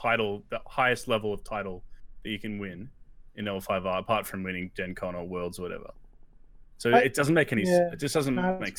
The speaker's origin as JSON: {"language": "English", "country": "Australia", "said": "we're Australian"}